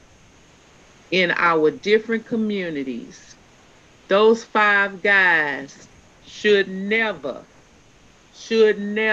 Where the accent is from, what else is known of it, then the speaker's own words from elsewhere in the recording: Houston, Texas, United States; I'm from Third Ward